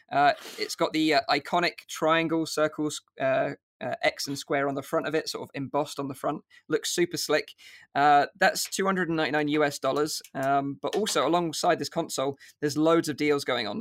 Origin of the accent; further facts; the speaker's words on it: United Kingdom; accent: UK; my U K accent